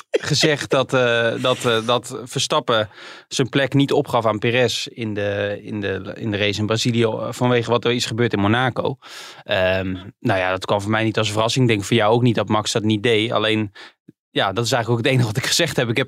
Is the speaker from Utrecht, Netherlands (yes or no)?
yes; Utrecht, Netherlands; Wij komen allebei uit Utrecht.